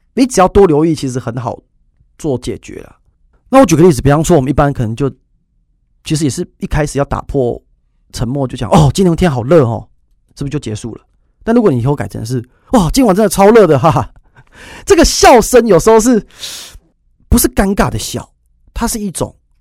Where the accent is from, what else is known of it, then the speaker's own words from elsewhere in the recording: Taiwan; 就是我们台湾人